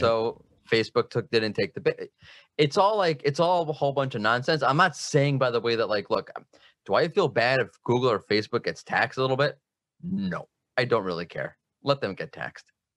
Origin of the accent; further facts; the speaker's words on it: United States; now in Israel; I'm from America, but now I live in Israel